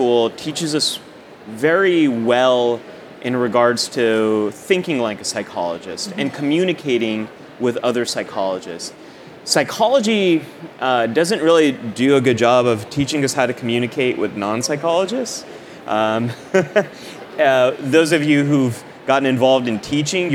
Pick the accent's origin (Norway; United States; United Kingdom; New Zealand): United States; the Bay Area, California; I grew up in the Bay Area and went to community college out there in Cupertino, California.